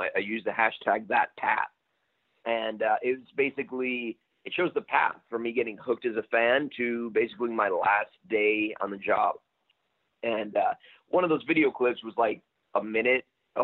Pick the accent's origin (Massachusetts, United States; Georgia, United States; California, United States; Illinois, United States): Illinois, United States; Chicago; I'm from Chicago